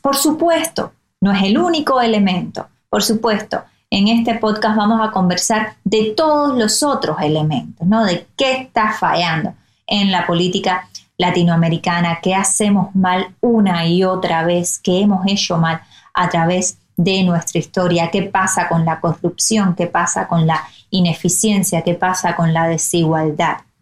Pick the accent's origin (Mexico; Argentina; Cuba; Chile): Cuba; Somos absolutamente conscientes de los retos que vivimos como cubanos